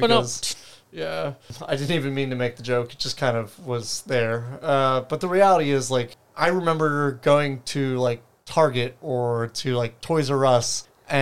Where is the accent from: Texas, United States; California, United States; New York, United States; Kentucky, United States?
California, United States; San Diego; growing up in San Diego